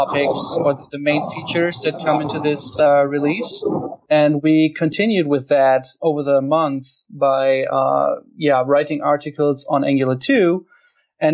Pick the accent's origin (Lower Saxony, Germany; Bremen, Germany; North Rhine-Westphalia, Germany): Lower Saxony, Germany; Hanover; I'm from Hanover, Germany